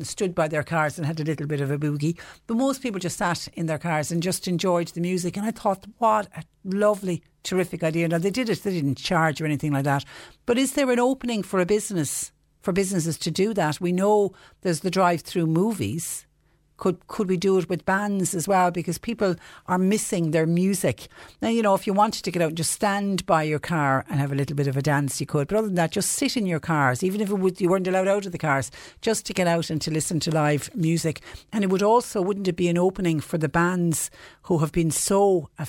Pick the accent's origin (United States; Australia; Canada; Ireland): Ireland; Clonmel, Munster; my hometown of Clonmel